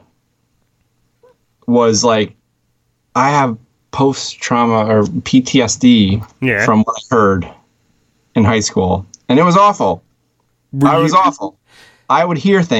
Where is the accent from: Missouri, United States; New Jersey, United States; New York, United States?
New York, United States; Albany; Right around Albany, New York.